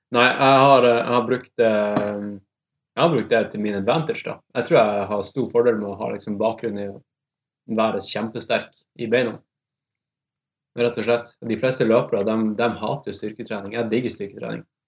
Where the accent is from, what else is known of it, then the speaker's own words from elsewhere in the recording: Tromsø, Troms, Norway; accent: Tromsø dialect; moved away as an adult; now in Oslo, Norway; kommer fra Tromsø. Uh, har bodd i Oslo de siste ti årene, så jeg føler liksom Ja. Eneste måten du kan liksom skjønne at jeg er fra Tromsø på, er at jeg snakker Tromsø-dialekt